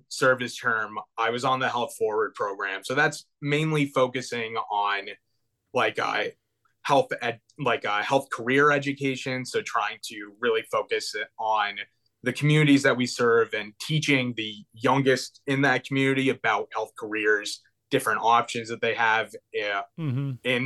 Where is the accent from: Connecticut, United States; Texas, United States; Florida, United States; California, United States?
Connecticut, United States; Hartford; I grew up in Connecticut, just outside Hartford.